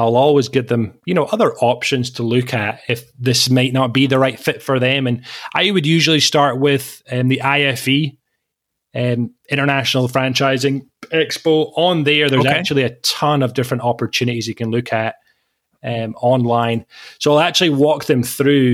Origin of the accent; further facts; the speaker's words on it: Scotland, United Kingdom; moved away as an adult; I studied in Scotland, where I grew up for 25 years, born and raised in Scotland